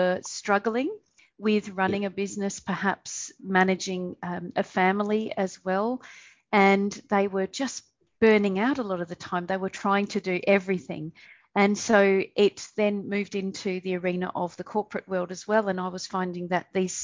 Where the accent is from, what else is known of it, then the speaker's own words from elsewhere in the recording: Perth, Western Australia, Australia; moved away as an adult; also born or lived in Canada / United Kingdom; now in Southeast Asia; So originally I am from Perth, Western Australia, and I was born, raised and educated there